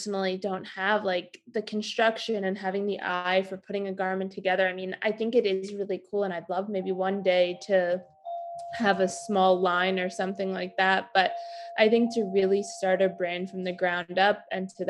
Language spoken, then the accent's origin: English; New York, United States; I'm from New York originally